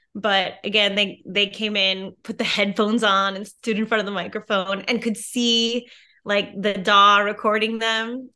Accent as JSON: {"language": "English", "town": "Merrill", "region": "Wisconsin", "country": "United States", "tie": "born or raised there", "also_born_or_lived": "New York City", "moved": "as an adult", "said": "where I'm from, Merrill, Wisconsin, which is really tiny"}